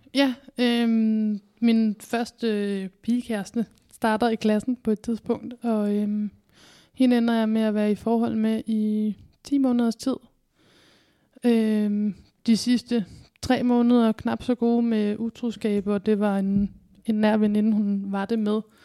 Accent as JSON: {"language": "Danish", "town": "Kalundborg", "region": "Zealand", "country": "Denmark", "also_born_or_lived": "Roskilde", "moved": "yes", "lives_now": "Odense, Denmark", "said": "så kommer jeg fra Kalundborg"}